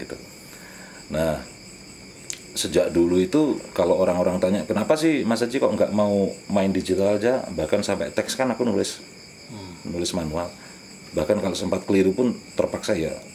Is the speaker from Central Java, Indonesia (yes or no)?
no; Madiun, East Java, Indonesia; aku dibesarkan di Madiun